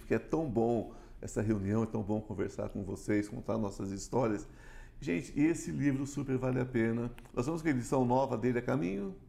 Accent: São Paulo, Brazil; now in Goiás, Brazil; eu sou paulista, amo São Paulo, mas meu coração agora já é goiano

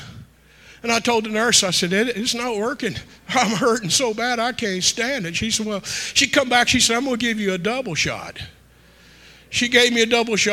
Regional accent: United States; I grew up in Powhatan Hollow, one way in and one way out

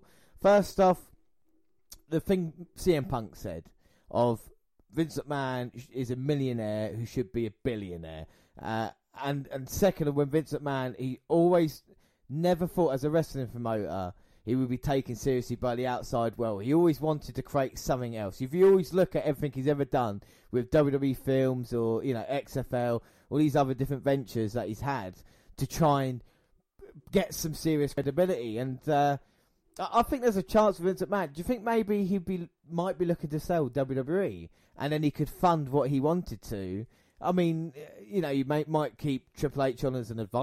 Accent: United Kingdom; being British

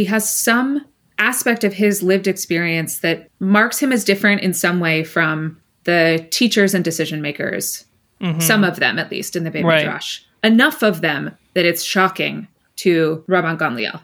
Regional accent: California, United States; moved away; I grew up adjacent to one of the wealthiest towns in the country, but I'm from California

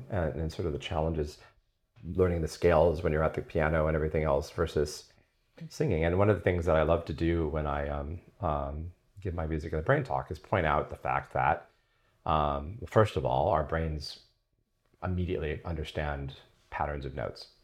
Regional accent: San Diego, California, United States; I grew up in La Jolla.

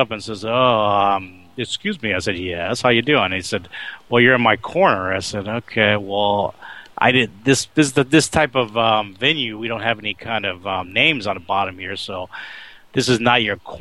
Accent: Oakland, California, United States; also born or lived in New York City, New York, United States; my being raised in Oakland

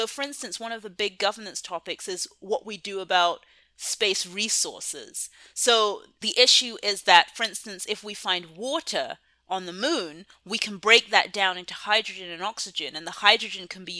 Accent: Canada; now in United States; And I really only came across this term Afrofuturism when I moved to the United States. I came here from Canada.

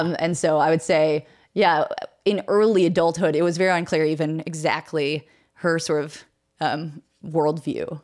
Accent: Pittsburgh, Pennsylvania, United States; also born or lived in New York City; I did grow up in Pittsburgh. Actually, I was born in New York City

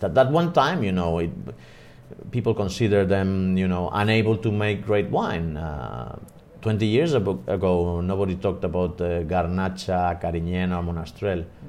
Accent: Spain; also born or lived in Madrid; I am from Spain. I'm based in Madrid. I live in Madrid

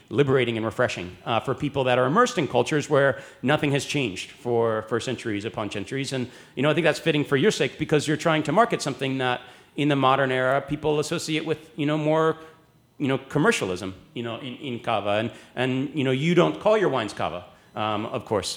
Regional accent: United States; speaking as an American

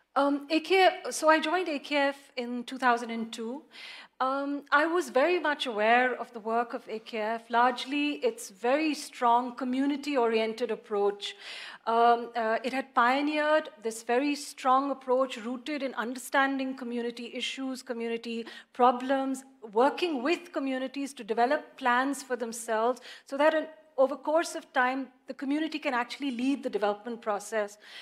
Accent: India; born or raised there

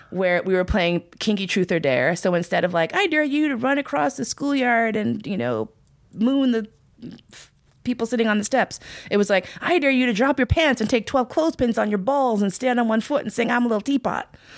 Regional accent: New York, United States; I grew up in New York

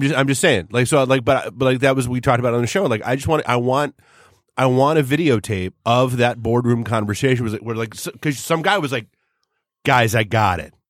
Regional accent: New England, United States; moved away; also born or lived in Washington, D.C.; when I was a kid, I grew up in, uh, you know, New England

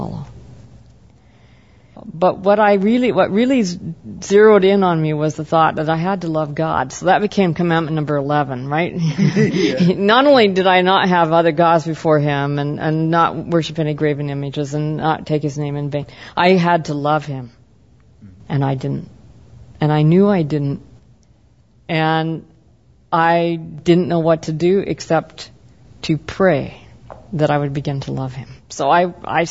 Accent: the Northwest, Pacific Northwest, United States; I grew up in the Northwest, and the Northwest in the 60s was extremely that way

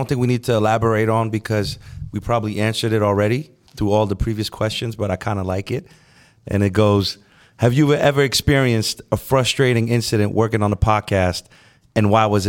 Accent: New York, United States; I'm a New Yorker.

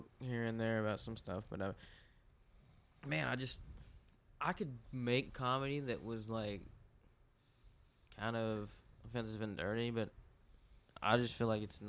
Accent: Kaufman, Texas, United States; I'm from Kaufman

